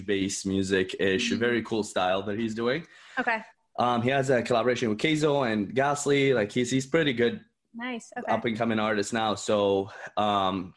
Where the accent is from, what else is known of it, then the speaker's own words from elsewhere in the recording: Dubai, United Arab Emirates; now in Canada; I am from Canada. Originally from Dubai, but I'm a Canadian citizen, so I've lived here for the past 13 years.